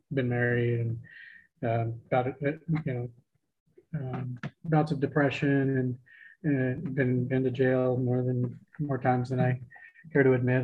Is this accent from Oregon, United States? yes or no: yes; Portland, Oregon, United States; moved away as an adult; now in Astoria, United States; I was born and raised in Portland